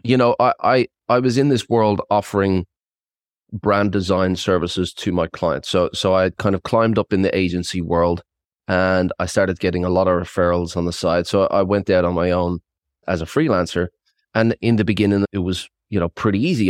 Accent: Ireland; moved away as an adult; also born or lived in Australia / south of France; now in France; I was, uh, born and bred in Ireland. I'm, uh, one hundred percent Irish and, uh, I relocated at twenty, stayed in Australia for twenty years

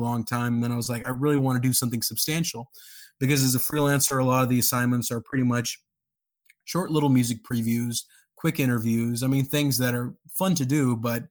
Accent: Karachi, Sindh, Pakistan; also born or lived in Dallas, Texas, United States; now in Columbus, United States; I was born in Dallas, grew up over there. Then I spent most of my time back in Karachi in the 90s over there

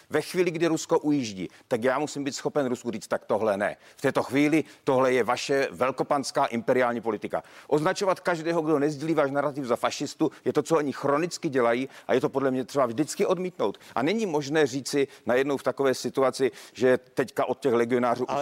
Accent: Ostrava, Moravian-Silesian Region, Czechia; já jsem z Ostravy

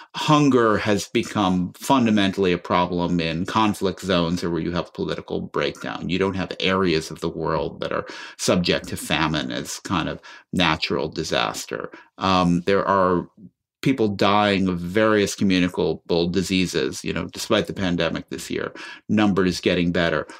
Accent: Chicago, Illinois, United States; I grew up listening on the radio growing up in Chicago to Studs Terkel

